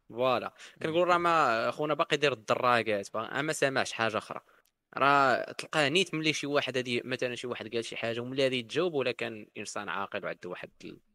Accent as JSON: {"language": "Arabic", "country": "Morocco"}